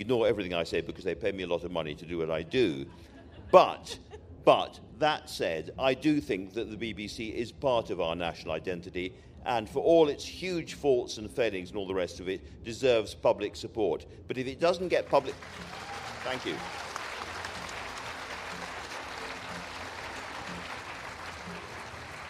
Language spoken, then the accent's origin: English; Scotland, United Kingdom; as a Scot